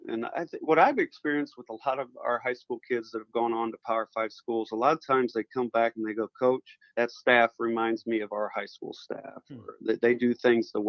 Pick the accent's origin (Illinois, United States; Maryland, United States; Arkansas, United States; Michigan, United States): Illinois, United States; Peoria; moved away as an adult; now in Edwardsville, United States; I'm from Peoria, Illinois originally.